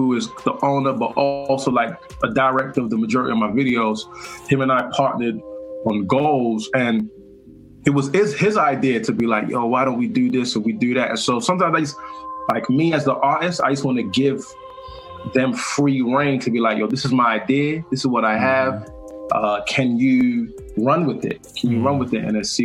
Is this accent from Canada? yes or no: no; Nigeria; I'm black, I'm Nigerian.